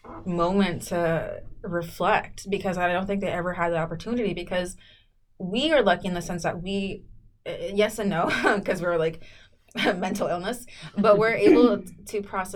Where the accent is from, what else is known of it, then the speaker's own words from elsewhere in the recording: South San Francisco, California, United States; also born or lived in Mexico / Jalisco; I grew up in South City, South San Francisco.